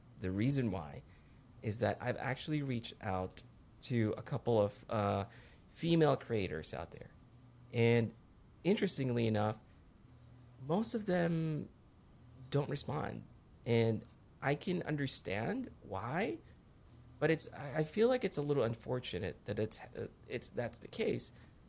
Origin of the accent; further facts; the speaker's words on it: Philippines; now in United States; Yeah, I was actually originally from the Philippines.